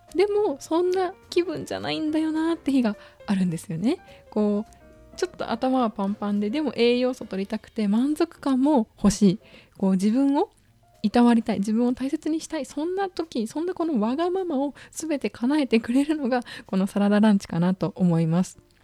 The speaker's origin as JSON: {"language": "Japanese", "region": "Okayama", "country": "Japan", "tie": "born or raised there", "moved": "yes", "lives_now": "Tokyo, Japan", "said": "私は岡山県出身なんですけれど、やっぱり実家に帰った時って"}